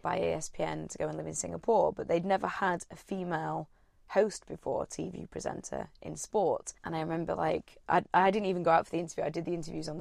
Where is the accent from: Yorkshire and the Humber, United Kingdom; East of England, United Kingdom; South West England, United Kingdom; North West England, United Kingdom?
Yorkshire and the Humber, United Kingdom; Sheffield; now in London, United Kingdom; I'm from Sheffield